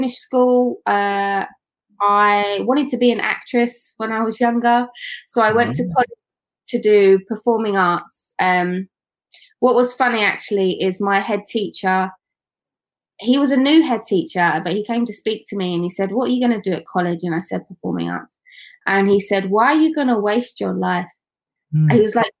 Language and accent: English; London, United Kingdom; moved away as an adult; also born or lived in Doncaster; I grew up in East London, in Newham.